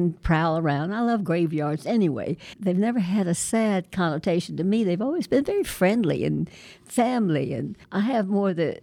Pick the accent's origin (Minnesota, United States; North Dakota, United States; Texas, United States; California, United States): Texas, United States; Waco; I grew up in Waco